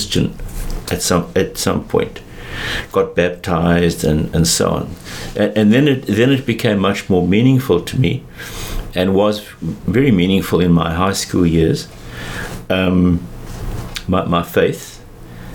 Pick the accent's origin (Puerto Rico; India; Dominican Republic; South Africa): South Africa; Johannesburg, Gauteng; also born or lived in England; I grew up in Joburg